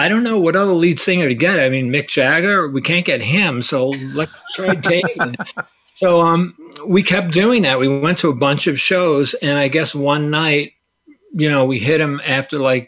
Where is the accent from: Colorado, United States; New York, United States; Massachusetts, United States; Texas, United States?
New York, United States; New York City; we grew up in Staten Island